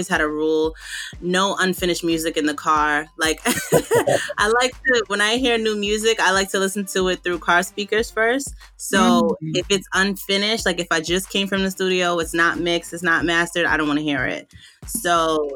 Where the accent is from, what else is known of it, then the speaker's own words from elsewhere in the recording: New York, United States; I'm from New York, and I own a media and comms agency in New York